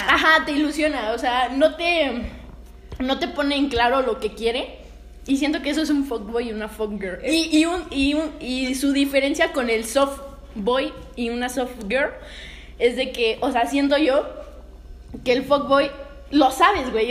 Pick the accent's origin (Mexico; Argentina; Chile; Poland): Mexico; como que no me siento mexicana